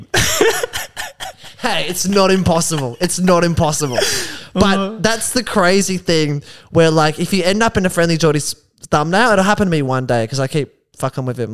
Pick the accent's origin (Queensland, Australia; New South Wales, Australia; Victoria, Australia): Victoria, Australia; Geelong; There were guys in my hometown